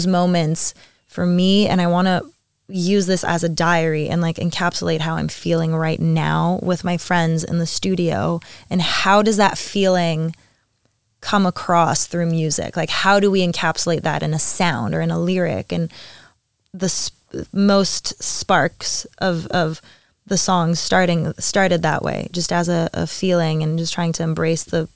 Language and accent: English; Montreal, Quebec, Canada; moved away as an adult; now in Paris, France; I had to move out of Montreal. I moved to Paris 8 months ago